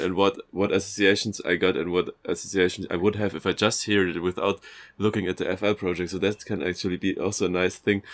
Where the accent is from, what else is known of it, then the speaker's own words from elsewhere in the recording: Bavaria, Germany; moved away; I'm from Bavaria